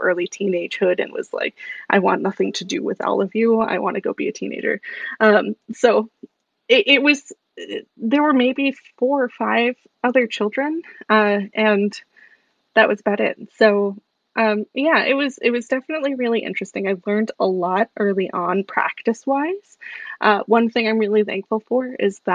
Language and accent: English; Salem, Massachusetts, United States; I grew up in Salem, Massachusetts, in the height of the witchcraft craze going on.